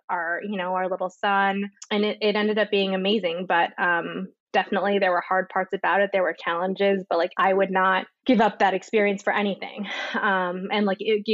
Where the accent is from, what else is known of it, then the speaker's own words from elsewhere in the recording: New Jersey, United States; moved away as an adult; also born or lived in Washington, D.C. / Chicago / Switzerland; now in Miami, United States; I grew up in New Jersey